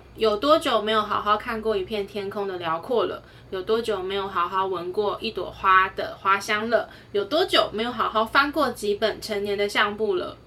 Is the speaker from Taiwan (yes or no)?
yes; Taiwan; 这是身为台湾人值得骄傲的地方。